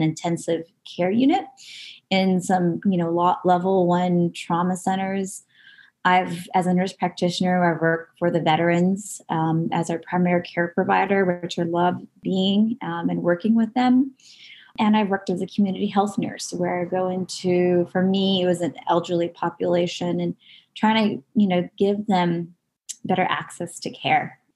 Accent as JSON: {"language": "English", "region": "Southern California", "country": "United States", "tie": "born or raised there", "said": "I grew up in Southern California and I'm still living in Southern California, just a little further north than where I'm um, originally from"}